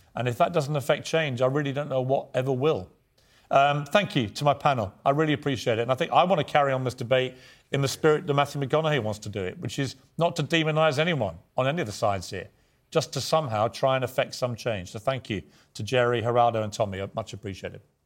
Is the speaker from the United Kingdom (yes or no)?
yes; United Kingdom; as a Brit